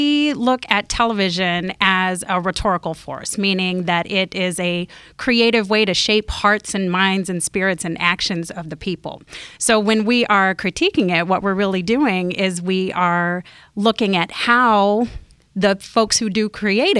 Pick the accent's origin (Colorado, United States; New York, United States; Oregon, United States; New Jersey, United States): Oregon, United States; Central; I grew up in Central Oregon